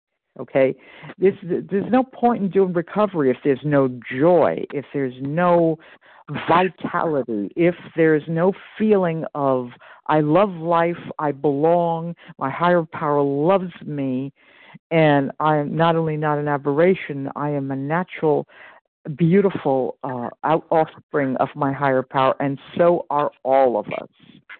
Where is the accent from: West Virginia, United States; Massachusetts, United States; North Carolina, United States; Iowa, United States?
Iowa, United States; from Iowa. I am in Central Time.